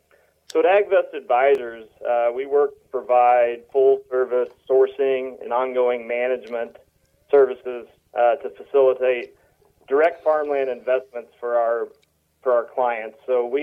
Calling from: Illinois, United States; I am just outside of St. Louis on the Illinois side of the river.

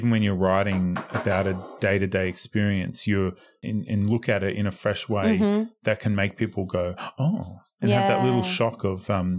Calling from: Melbourne, Victoria, Australia; I mean, we're coming from Melbourne. Like the rest of Australia is not locked down the way Melbourne is.

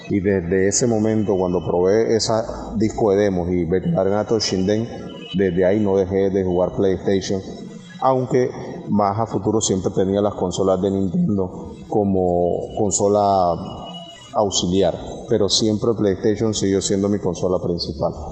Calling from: Móstoles, Community of Madrid, Spain; Buenos días, soy … de Móstoles

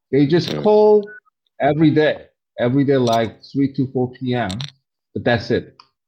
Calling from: Harbin, Heilongjiang, China; So I'm in Harbin, China. It's the northeast of side of the China.

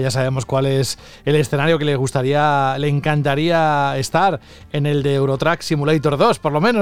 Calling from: Seville, Andalusia, Spain; Soy … de Sevilla.

